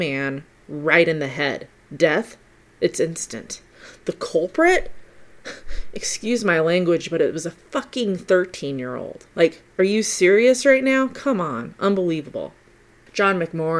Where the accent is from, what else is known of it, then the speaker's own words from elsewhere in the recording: United States; accent: American; my American accent